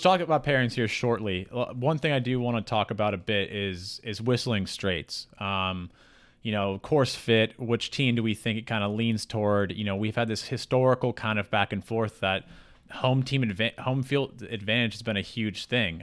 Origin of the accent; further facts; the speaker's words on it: United States; We're all from the United States. We're all American citizens.